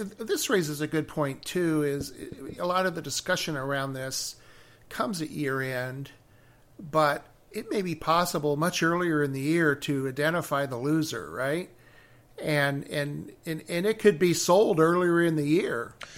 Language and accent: English; Chicago, Illinois, United States; I'm from Chicago